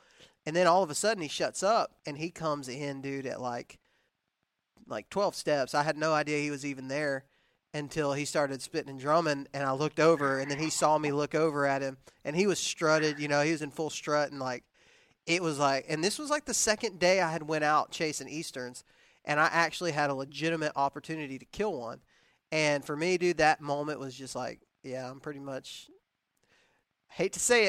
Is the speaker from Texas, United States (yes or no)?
yes; Texas, United States; I was raising I was raised in Texas, and you can hunt turkeys during deer season.